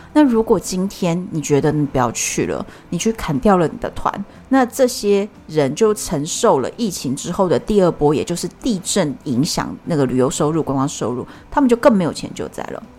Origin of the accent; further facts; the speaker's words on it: Taiwan; 我们台湾人